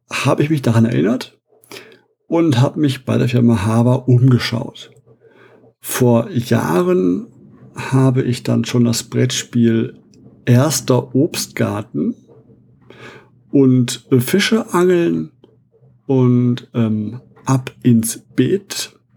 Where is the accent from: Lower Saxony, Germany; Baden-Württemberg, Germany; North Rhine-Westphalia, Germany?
North Rhine-Westphalia, Germany; Essen; Ich bin gebürtiger Essener, der Heimat der, soweit ich weiß, größten Spielemesse in Europa.